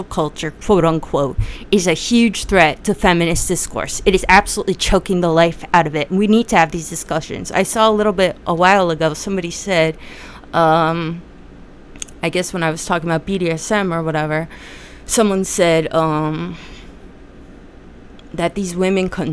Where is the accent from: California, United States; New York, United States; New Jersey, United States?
New Jersey, United States; I'm from Jersey